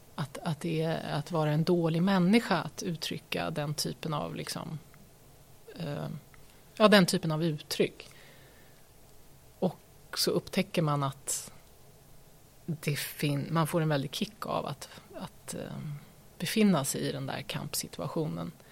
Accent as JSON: {"language": "Swedish", "town": "Örebro", "region": "Örebro County", "country": "Sweden", "tie": "born or raised there", "also_born_or_lived": "Lund / Stockholm / Malmö / New York", "moved": "as an adult", "lives_now": "Nora, Sweden", "said": "jag har ju bott hela min uppväxt då i Lillån"}